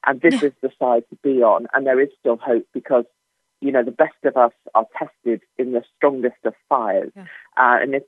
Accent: United Kingdom; I'm banned from America, not just for being me, although that will come one day, but for my kind of British Ebola. I'm banned from leaving the UK.

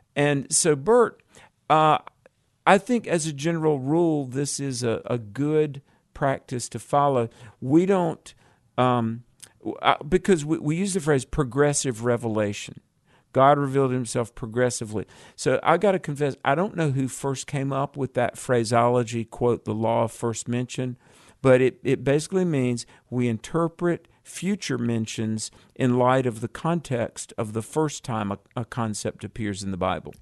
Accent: North Carolina, United States; moved away; also born or lived in Colorado; my home state is North Carolina

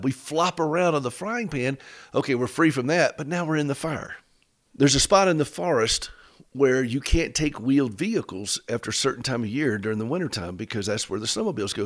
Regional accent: United States; we're both from Carolina.

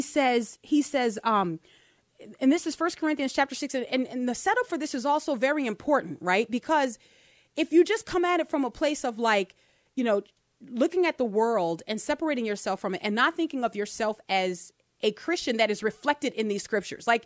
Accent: New Orleans, Louisiana, United States; growing up in New Orleans, where it's pretty decadent in our city

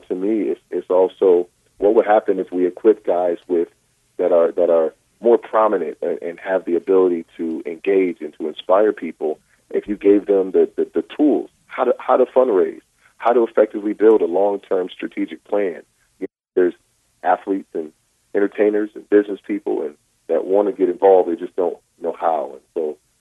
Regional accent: Rochester, New York, United States; now in Westlake Village, United States; in my hometown of Rochester, New York

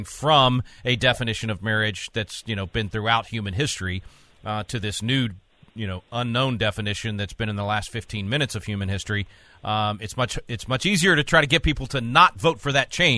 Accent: Little Rock, Arkansas, United States; I'm from Little Rock.

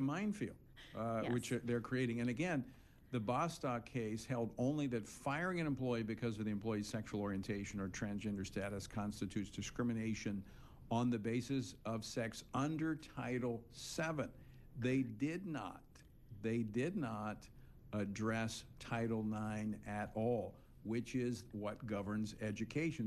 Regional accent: Louisiana, United States; my home state of Louisiana

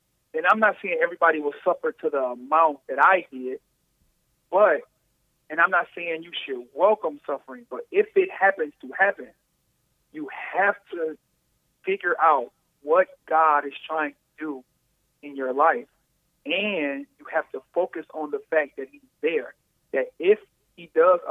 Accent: Detroit, Michigan, United States; I'm outside of Detroit, but I'm from Detroit.

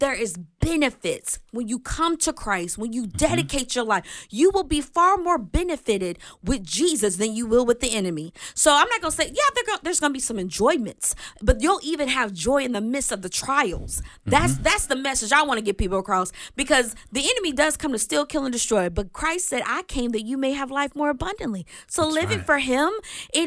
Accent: the South, United States; I'm from the South

